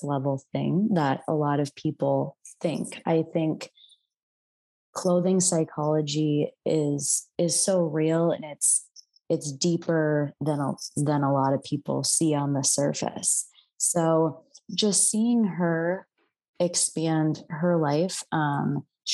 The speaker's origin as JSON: {"language": "English", "region": "Midwest", "country": "United States", "tie": "born or raised there", "moved": "yes", "lives_now": "San Francisco Bay Area, United States", "said": "And I grew up in the Midwest"}